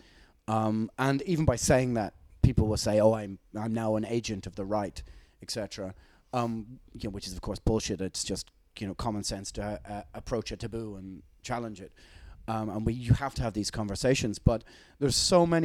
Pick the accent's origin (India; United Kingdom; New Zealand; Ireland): Ireland; we grew up with it in Ireland as kids